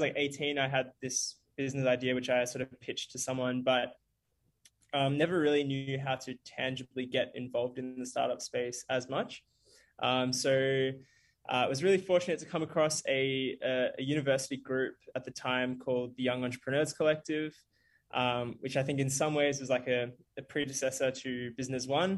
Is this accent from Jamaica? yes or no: no; Bendigo, Victoria, Australia; also born or lived in South Africa / Melbourne; Growing up, lived in Bendigo for a little while, which is like a small country town. Not small, actually, about 100,000 people, about 2 hours away from Melbourne before moving to Melbourne when I was a teenager